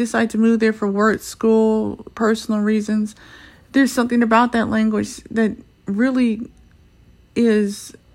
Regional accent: United States; I'm American because my accent is that good

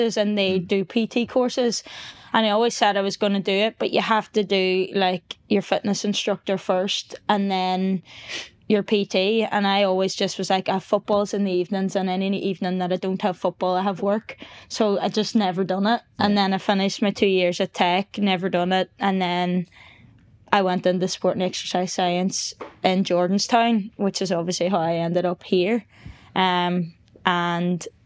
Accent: Donegal, Ulster, Ireland; moved away; I'm from Donegal

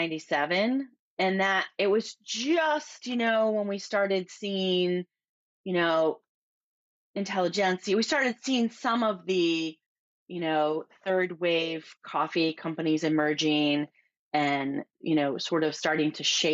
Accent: Midwest, United States; now in California, United States; So I grew up in the Midwest and went to college, and after graduating from college, I moved to California

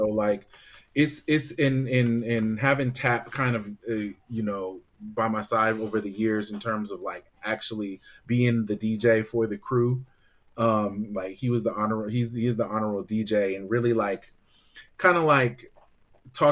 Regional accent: Bay Area, California, United States; growing up in the Bay Area

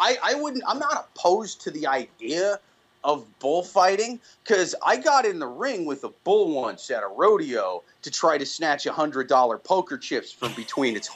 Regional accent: Iowa City, Iowa, United States; I grew up in Iowa City. I've lived in the city my whole life.

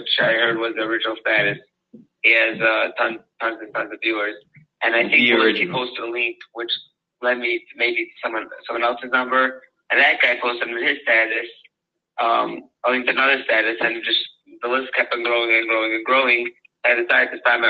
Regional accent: Lakewood, New Jersey, United States; I grew up in Lakewood

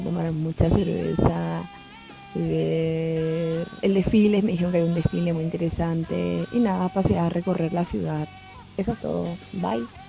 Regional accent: Marbella, Andalusia, Spain; moved away as an adult; now in Ireland; soy de Marbella, España, y vivo en Irlanda hace un mes y medio

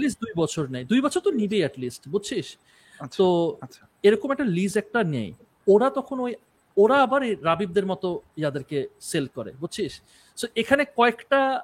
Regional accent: Rajshahi, Rajshahi Division, Bangladesh; আমি রাজশাহীর মানুষ

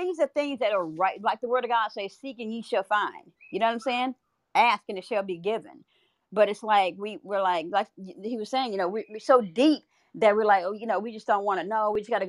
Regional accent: Louisiana, United States; I'm from Louisiana, right? It was like, we grew up succotash.

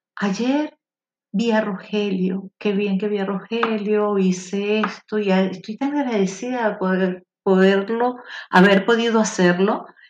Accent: Venezuela; somos nosotros, los venezolanos

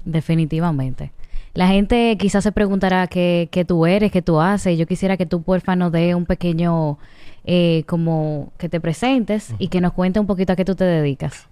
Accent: Dominican Republic; nosotros como, como dominicanos

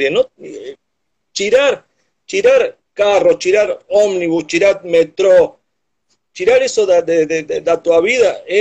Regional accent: Argentina; Portuguese is a second language; moved away as an adult; also born or lived in Ilhabela, Brazil; now in Morro de São Paulo, Brazil; eu sou argentino viciado por ilhas.

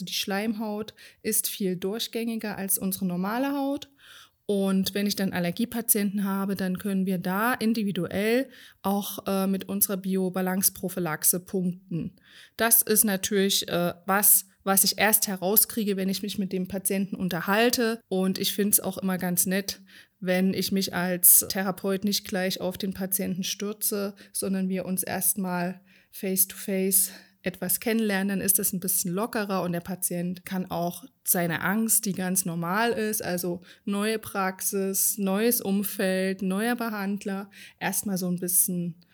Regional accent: Rhön, Germany; Schwarze Schafe ist natürlich ein harter Begriff, weil wir kommen ja aus der Rhön und das Rhönschaf hat einen schwarzen Kopf

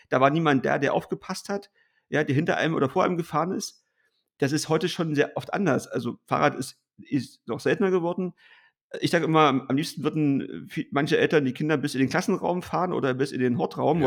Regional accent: East Germany, Germany; als Ossi

